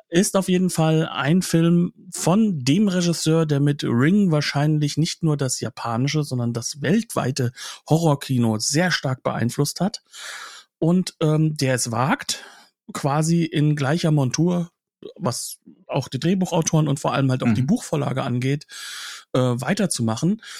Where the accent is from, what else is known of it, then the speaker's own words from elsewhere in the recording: Germany; als Deutscher